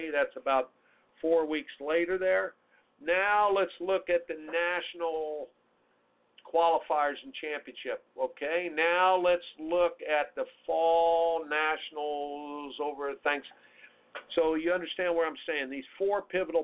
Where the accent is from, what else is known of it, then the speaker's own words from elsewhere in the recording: Indianapolis, Indiana, United States; when I grew up in CYO in Indianapolis, Indiana